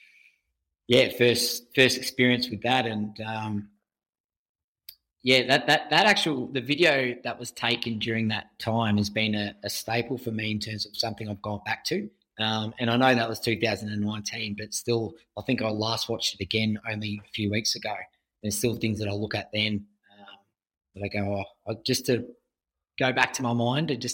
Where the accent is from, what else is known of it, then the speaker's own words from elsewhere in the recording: Australia; growing up in Australia, and your parents send you to the basic kind of swimming lessons